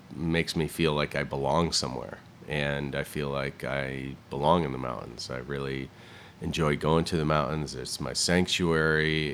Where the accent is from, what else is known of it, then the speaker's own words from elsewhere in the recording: Southington, Connecticut, United States; moved away as an adult; also born or lived in Vermont; now in Pacific Northwest, United States; I was born and raised in the Northeast, in Connecticut and Vermont